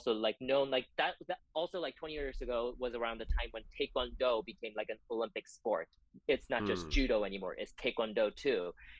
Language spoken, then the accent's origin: English; Gimhae, South Gyeongsang, South Korea; now in United States; near Busan actually, just about a like an hour west of Busan in Gimhae.